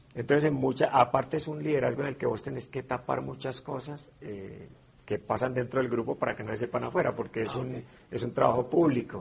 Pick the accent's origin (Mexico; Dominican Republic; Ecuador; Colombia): Colombia